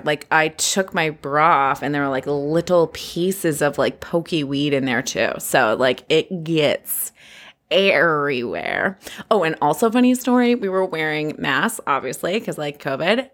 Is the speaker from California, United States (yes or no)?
yes; California, United States; I was born and raised here in California just thirty-five years ago